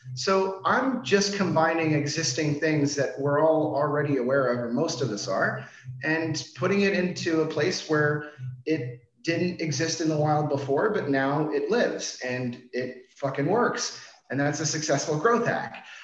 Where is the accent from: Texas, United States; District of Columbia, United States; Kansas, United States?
District of Columbia, United States; Washington; moved away as an adult; now in Denmark; I'm originally from Washington D.C.